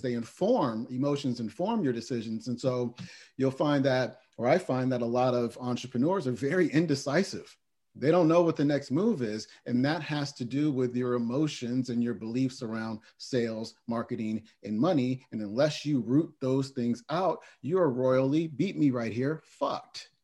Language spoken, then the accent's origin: English; Oakland, California, United States; I was born in Oakland, California, and um, lived with both of my parents as well as my brother up until the age of 10